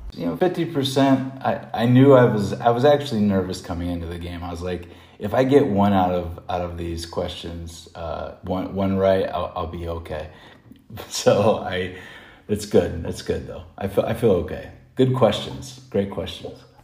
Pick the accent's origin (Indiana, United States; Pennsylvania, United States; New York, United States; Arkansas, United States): Indiana, United States; moved away as an adult; now in Vietnam; I'm from Indiana